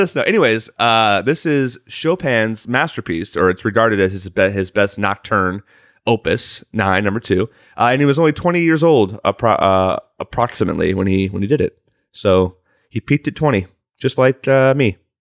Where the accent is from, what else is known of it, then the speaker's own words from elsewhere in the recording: Chicago, Illinois, United States; now in Los Angeles, United States; I'm also from Chicago, land area